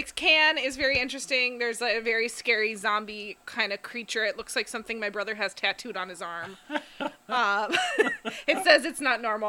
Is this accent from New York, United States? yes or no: no; Duluth, Minnesota, United States; moved away; I'm from Duluth. We didn't have smoothies up in Duluth.